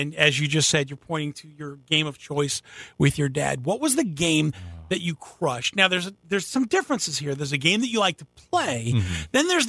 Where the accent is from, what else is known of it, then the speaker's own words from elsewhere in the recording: Schroon Lake, New York, United States; moved away as an adult; also born or lived in Quantico, Virginia; I managed one in my hometown of Scroon Lake, New York.